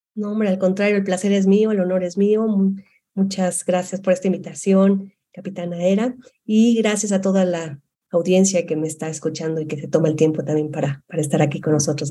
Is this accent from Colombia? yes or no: no; Guadalajara, Jalisco, Mexico; moved away as an adult; also born or lived in Monterrey; yo soy de Guadalajara